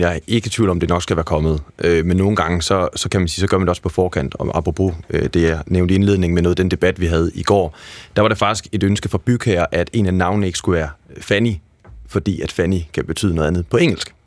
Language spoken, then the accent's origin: Danish; Aarhus, Central Denmark Region, Denmark; now in Copenhagen, Denmark; jeg er selv fra Aarhus, set, og der er vokset op i et område, der er opkaldt efter nordsjællandske øh, byer. Jeg er opvokset okay. på Ordrupvej